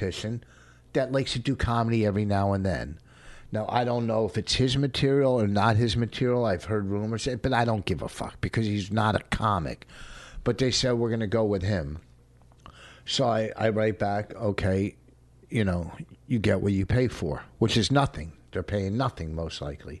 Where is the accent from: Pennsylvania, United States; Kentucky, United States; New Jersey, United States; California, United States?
New Jersey, United States; Plainfield; Something from my hometown, from Plainfield.